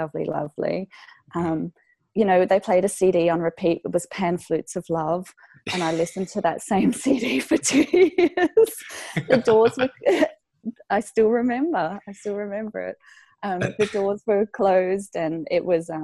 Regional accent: Fremantle, Western Australia, Australia; also born or lived in Colorado; I've just taken over my dad's practice in Fremantle, which is my hometown.

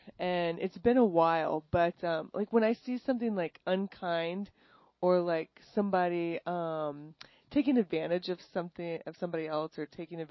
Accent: New Braunfels, Texas, United States; moved away as an adult; also born or lived in Los Angeles; I grew up in Texas. I grew up in New Braunfels.

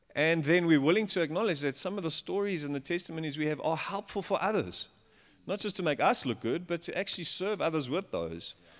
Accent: Johannesburg, Gauteng, South Africa; I'm from Joburg.

